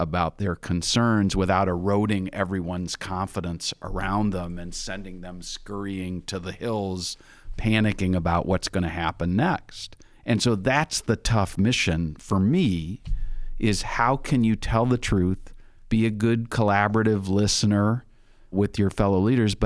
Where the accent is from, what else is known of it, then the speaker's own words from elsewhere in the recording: Minnesota, United States; I'm in Minnesota, and one of the things people say about folks from Minnesota is we're Minnesota nice